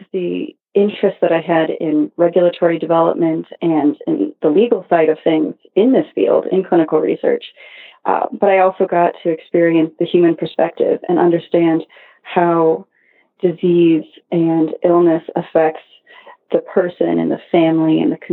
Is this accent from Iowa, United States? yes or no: no; Cleveland, Ohio, United States; moved away as an adult; also born or lived in Arizona; now in New York City, United States; I grew up in Cleveland, Ohio